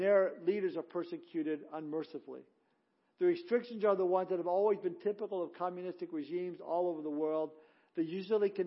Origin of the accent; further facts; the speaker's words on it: Southern California, United States; moved away; growing up in Southern California, I was pretty well used to earthquakes.